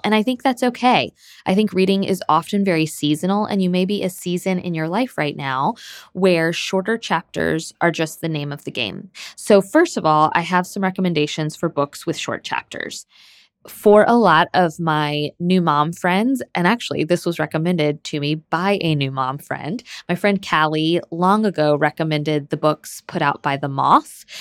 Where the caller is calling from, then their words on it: Michigan, United States; I'm calling from Michigan.